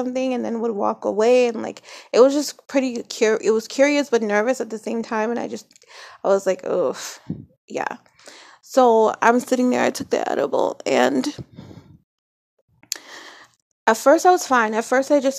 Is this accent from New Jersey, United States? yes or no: yes; New Jersey, United States; I grew up in Jersey